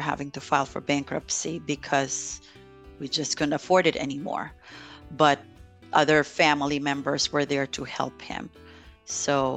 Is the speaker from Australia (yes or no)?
no; Philippines; now in United States; growing up in the Philippines, we weren't too wealthy.